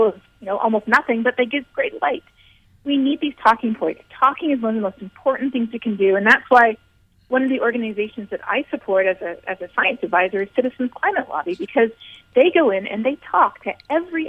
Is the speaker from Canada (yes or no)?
yes; Canada; I'm Canadian, and we had about 8 or 9 rough years in Canada